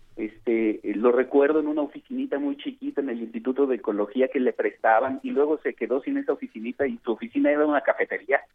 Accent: Mexico

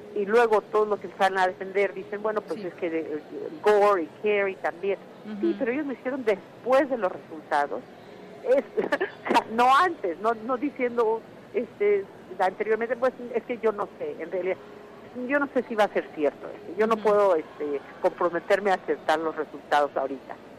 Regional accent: Mexico; now in United States; porque soy inmigrante, porque soy mexicana

